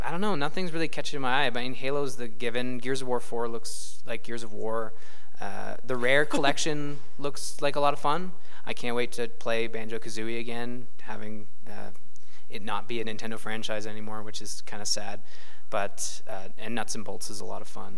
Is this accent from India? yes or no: no; Canada; we're Canadian